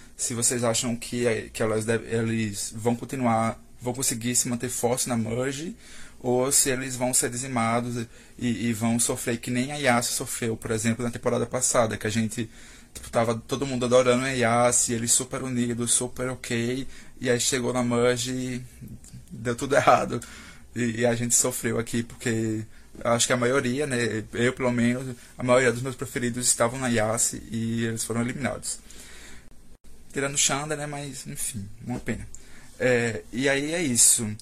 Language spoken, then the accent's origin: Portuguese; Campina Grande, Paraíba, Brazil; sou de Campina Paraíba, que alguns devem conhecer como a terra da Juliette